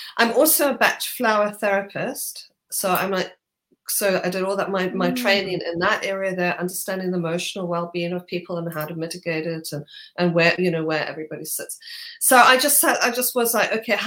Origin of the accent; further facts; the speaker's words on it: Zimbabwe; moved away as an adult; now in United Kingdom; from Zimbabwe